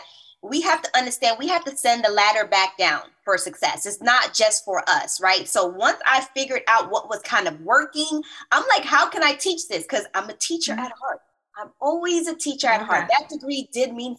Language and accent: English; Roselle, New Jersey, United States; also born or lived in Bronx, New York / Newark, New Jersey; I am New York born, Jersey raised. So originally I'm from Bronx, New York